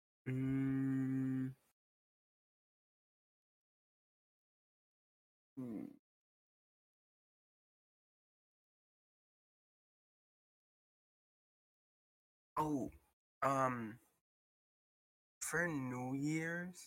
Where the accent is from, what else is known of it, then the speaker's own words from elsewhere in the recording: Nicaragua; I'm from Nicaragua